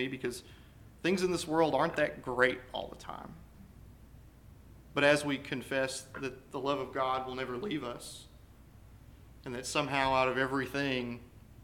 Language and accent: English; United States; we as American Christians